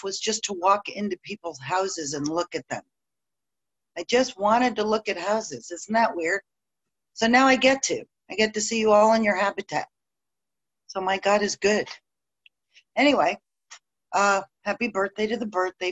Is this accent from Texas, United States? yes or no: yes; Dallas, Texas, United States; moved away; I was born in Dallas to a dying alcoholic father and a desperate mother.